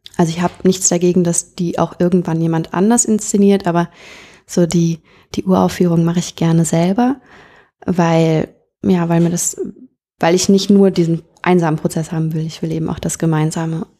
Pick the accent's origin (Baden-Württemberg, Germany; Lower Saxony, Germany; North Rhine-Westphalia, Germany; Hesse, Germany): North Rhine-Westphalia, Germany; moved away; bei uns in NRW äh, in der Kleinstadt, in der ich aufgewachsen bin